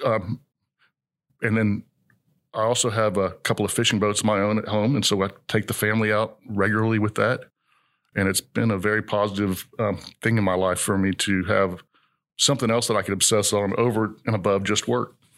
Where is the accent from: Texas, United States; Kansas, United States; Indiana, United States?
Texas, United States; College Station; moved away as an adult; now in Houston, United States; I grew up in College Station